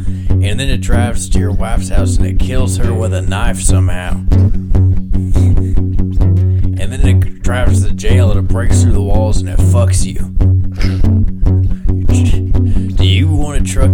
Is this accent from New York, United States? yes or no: no; Texas, United States; we grew up outside Abilene. I really should be able to remember the town, but I can't.